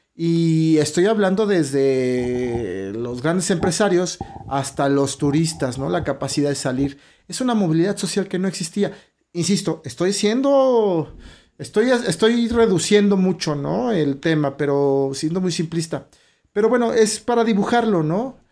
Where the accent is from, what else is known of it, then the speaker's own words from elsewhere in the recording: Mexico; nuestro país, de México